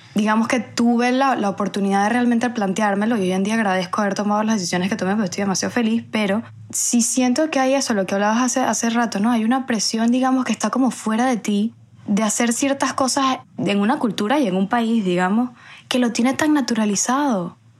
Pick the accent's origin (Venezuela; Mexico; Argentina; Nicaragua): Venezuela; moved away as an adult; now in Spain; después ya yo salí de Venezuela, em, emigré